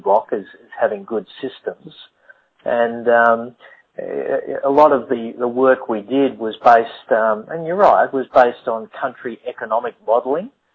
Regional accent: Australia; I'm Australian

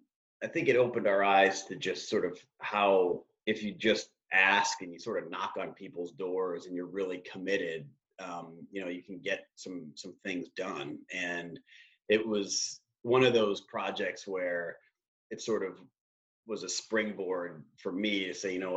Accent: Cleveland, Ohio, United States; moved away as an adult; also born or lived in Durham, North Carolina; now in Boston, United States; I grew up in Cleveland

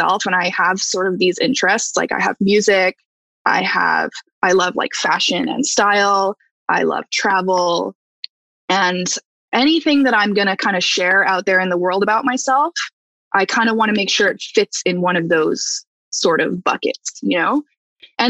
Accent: Calgary, Alberta, Canada; now in Toronto, Canada; I'm from Calgary originally

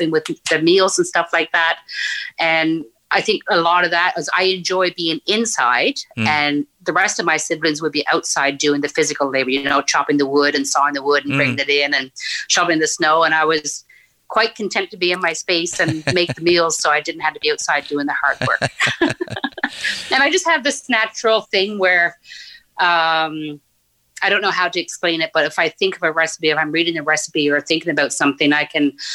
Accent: Newfoundland and Labrador, Canada; moved away as an adult; also born or lived in Nain, Labrador; now in Ottawa, Canada; our family moved down to Northern Newfoundland, where I was until I graduated high school.

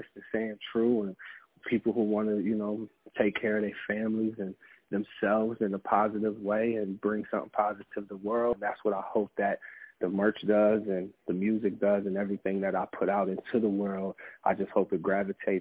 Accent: Massillon, Ohio, United States; also born or lived in Canton, Ohio; we grew up in Massillon, Canton, Ohio

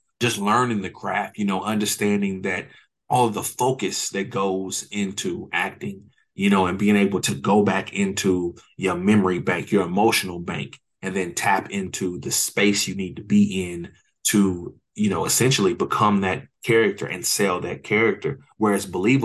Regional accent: Oklahoma City, Oklahoma, United States; I'm from Oklahoma City, born and raised

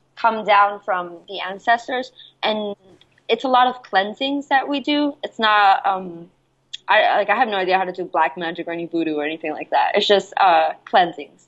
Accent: Jersey City, New Jersey, United States; also born or lived in Guayaquil, Ecuador; I was raised in Jersey City

